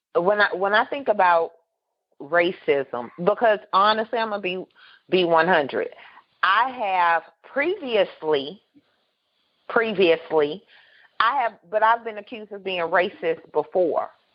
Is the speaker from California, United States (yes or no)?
yes; California, United States; I grew up in California